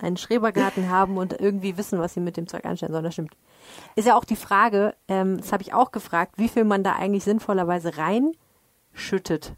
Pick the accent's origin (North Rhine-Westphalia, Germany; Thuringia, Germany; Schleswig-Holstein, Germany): North Rhine-Westphalia, Germany; Dortmund; now in Düsseldorf, Germany; ich komme ja aus Dortmund